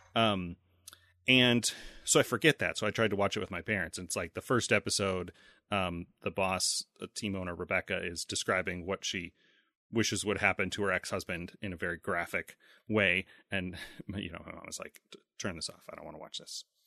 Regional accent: United States; I'm an American

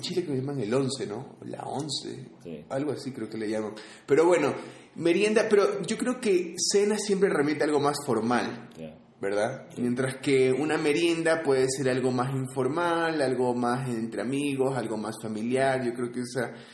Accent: Guayaquil, Guayas, Ecuador; now in Quito, Ecuador; yo soy de Guayaquil, Ecuador.

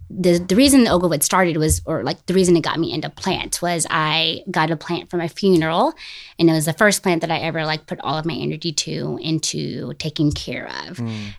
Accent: Smyrna, Tennessee, United States; also born or lived in Franklin; I was born in Franklin, and then I grew up in Smyrna, Tennessee, if you know where that is.

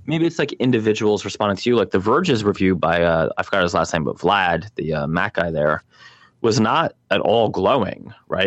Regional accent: Nigeria; I'm actually from Nigeria, not Kenya.

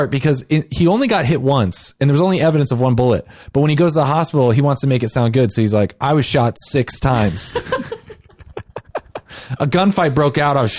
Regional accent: Arkansas, United States; We both live in Arkansas. We're both from Arkansas.

